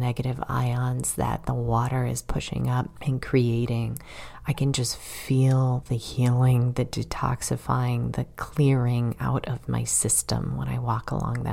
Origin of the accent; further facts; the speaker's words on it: Chicago, Illinois, United States; moved away as an adult; also born or lived in Massachusetts; now in Florida, United States; I'm from Chicago